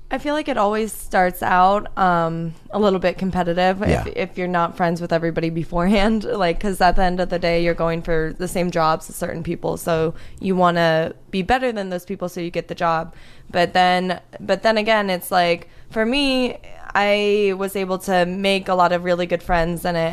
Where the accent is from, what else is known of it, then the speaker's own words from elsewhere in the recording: South Florida, United States; moved away as an adult; also born or lived in Pittsburgh, Pennsylvania / Connecticut; now in Los Angeles, United States; I was born in Pittsburgh, but then I lived in Connecticut for nine years, and then South Florida for the rest of my life.